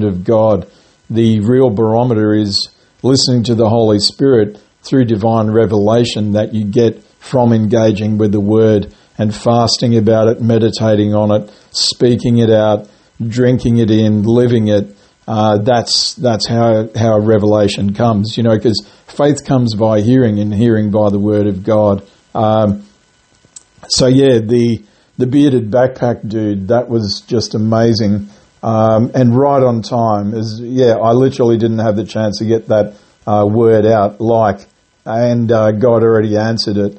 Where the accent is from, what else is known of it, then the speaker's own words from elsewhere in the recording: Grafton, New South Wales, Australia; now in Gold Coast, Australia; where I was born and raised, in a town called Grafton in New South Wales